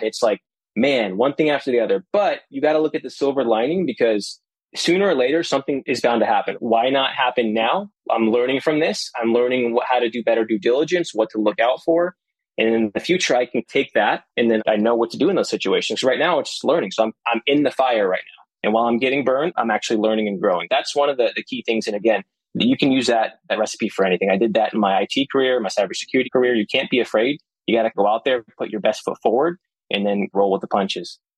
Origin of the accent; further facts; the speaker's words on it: Las Vegas, Nevada, United States; moved away as an adult; now in Orlando, United States; I was born and raised in Las Vegas